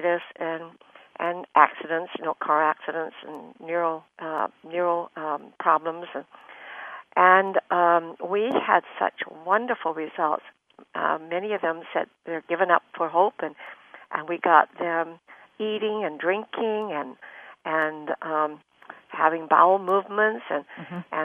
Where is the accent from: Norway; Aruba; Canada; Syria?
Canada; also born or lived in Canton, China; now in San Francisco, United States; I come from Canton originally and brought up in Canada, and now I'm in the United States in San Francisco